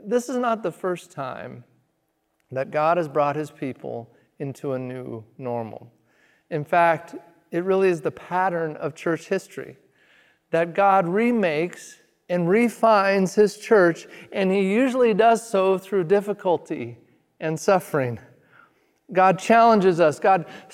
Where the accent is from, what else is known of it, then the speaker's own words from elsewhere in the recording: Redmond, Oregon, United States; also born or lived in Springfield, Oregon; now in Eugene, United States; we were sent out to plant our first church in my hometown of Redmond, Oregon